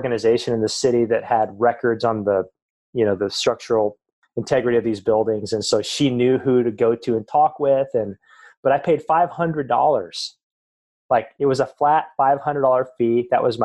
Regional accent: Western Montana, United States; moved away as an adult; also born or lived in Russia; I grew up in Western Montana

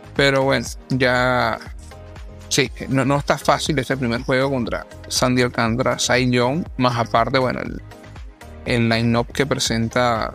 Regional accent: Venezuela; now in Orlando, United States; como venezolano

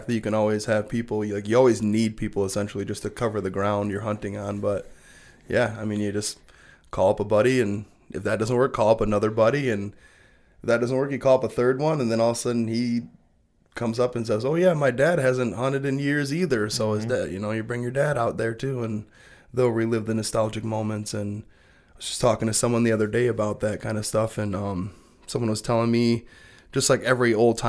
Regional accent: Belding, Michigan, United States; We grew up in Belding, so there's a lot of room for, generally it was first at pheasants and then kind of switched over once pheasants started disappearing from Western Michigan.

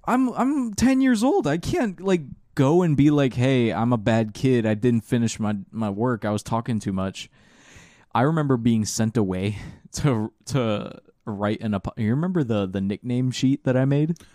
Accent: Orange County, Florida, United States; The Orange County Public Schools, uh, Common Core failed us.

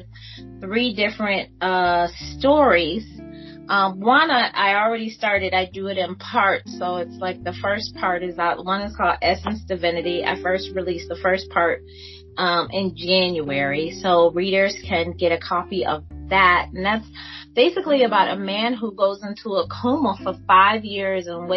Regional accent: Detroit, Michigan, United States; growing up in Detroit

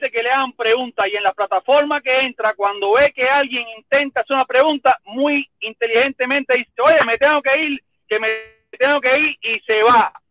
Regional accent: Cuba; ¿por qué yo no le doy ese mismo derecho a otro cubano que nació en mi tierra

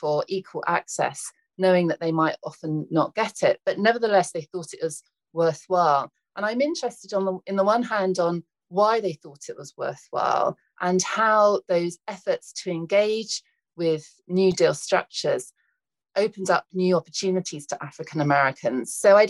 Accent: United Kingdom

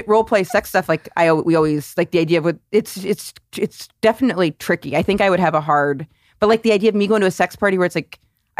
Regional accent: rural Maine, United States; born or raised there; moved away

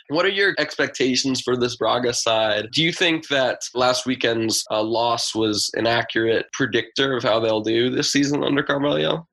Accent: United States; as an American

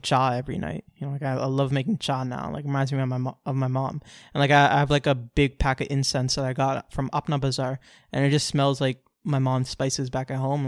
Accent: Orlando, Florida, United States; born or raised there

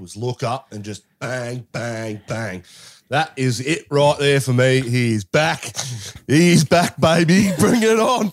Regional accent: Australia; as an Aussie

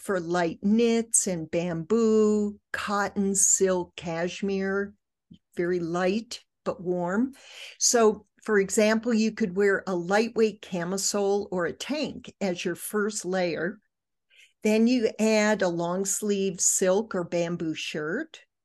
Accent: Michigan, United States; I grew up in Michigan

